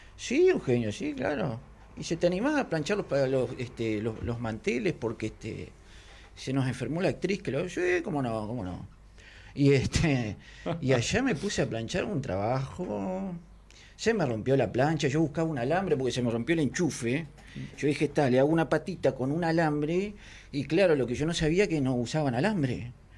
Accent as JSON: {"language": "Spanish", "town": "Conchillas", "region": "Colonia", "country": "Uruguay", "tie": "born or raised there", "also_born_or_lived": "Carmelo", "said": "Yo nací en Carmelo, vivía, me crié en Conchillas."}